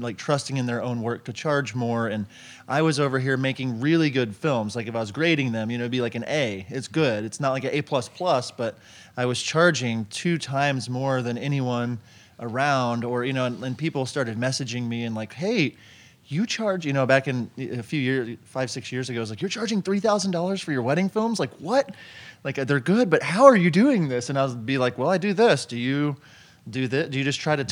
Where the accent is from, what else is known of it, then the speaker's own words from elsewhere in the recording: Tulsa, Oklahoma, United States; I'm from Tulsa, Oklahoma